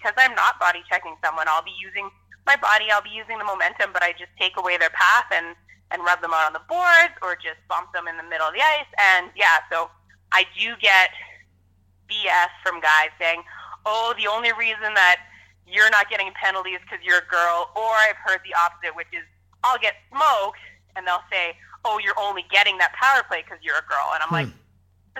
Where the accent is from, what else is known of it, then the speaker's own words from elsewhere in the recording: Calgary, Alberta, Canada; I'm born and raised in Calgary